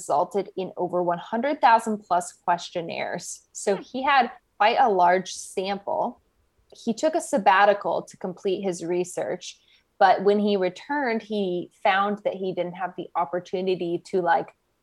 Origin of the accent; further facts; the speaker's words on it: United States; also born or lived in Northern California; I'm from America